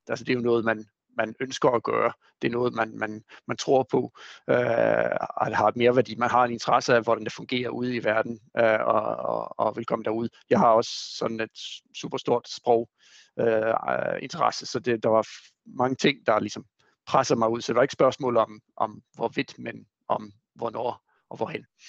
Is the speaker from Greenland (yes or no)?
no; Sweden; Danish is a second language; moved away; jeg er jo svensker